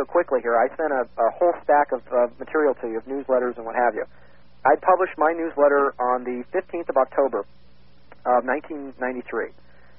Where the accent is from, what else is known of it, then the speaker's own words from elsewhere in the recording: Northern California, United States; moved away; I'm from Northern California originally.